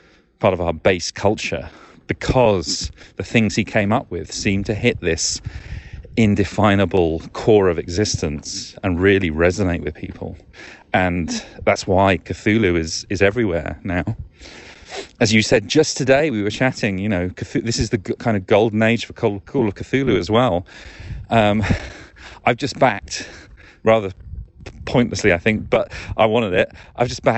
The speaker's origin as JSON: {"language": "English", "country": "United Kingdom", "moved": "yes", "said": "Being British"}